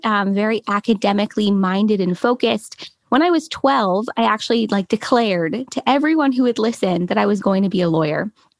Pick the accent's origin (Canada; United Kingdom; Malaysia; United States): United States; Los Angeles, California; I'm from Los Angeles, California. Born and raised. I've been here my whole life